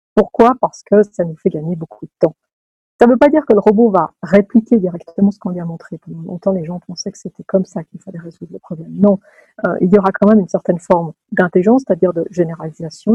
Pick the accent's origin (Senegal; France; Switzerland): Switzerland; Lausanne, Vaud; moved away as an adult; also born or lived in Edinburgh / California; Je suis née d'un papa italien et d'une maman française qui se sont rencontrés à Lausanne. J'y ai fait mes études euh, mes premières